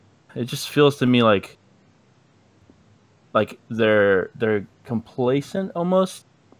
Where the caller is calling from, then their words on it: Atlanta, Georgia, United States; Calling from Atlanta, Georgia.